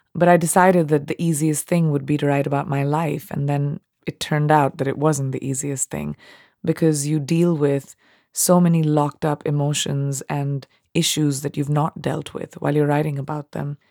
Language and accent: English; India; accent: Indian English; I was raised in India and speaking Indian English, which is very British sounding.